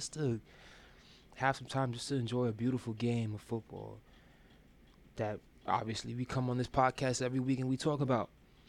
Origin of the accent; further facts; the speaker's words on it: Brooklyn, New York, United States; I'm also from Brooklyn too. You know, show love, spread love. It's the Brooklyn way.